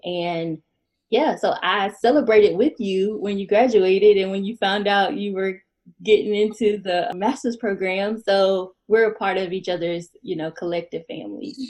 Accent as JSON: {"language": "English", "town": "Winston-Salem", "region": "North Carolina", "country": "United States", "said": "I am from North Carolina"}